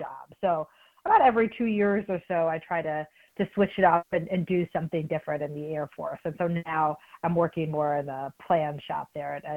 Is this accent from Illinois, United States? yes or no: yes; Chicago, Illinois, United States; moved away as an adult; also born or lived in Stanford; I grew up in Chicago, didn't know a lot of military